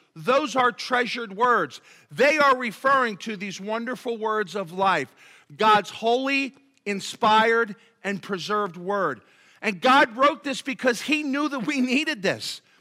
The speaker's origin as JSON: {"language": "English", "town": "Philadelphia", "region": "Pennsylvania", "country": "United States", "tie": "born or raised there", "said": "growing up in Philadelphia"}